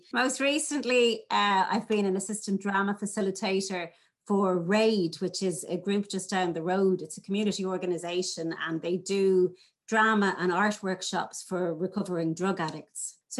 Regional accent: Ireland

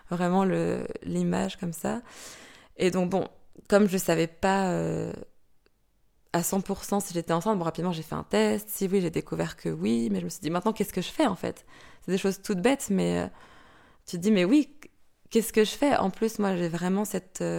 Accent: France; moved away as an adult; now in Belgium; j'ai 31 ans, je suis française et ça va faire une dizaine d'années maintenant que je suis en Belgique.

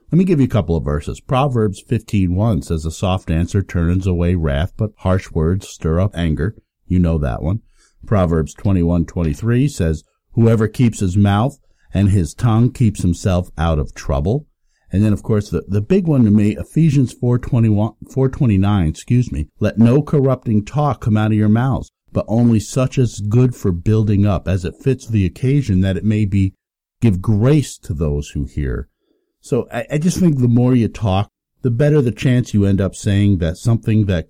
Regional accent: Hudson Valley, New York, United States; We grew up in the Hudson Valley between the Catskills

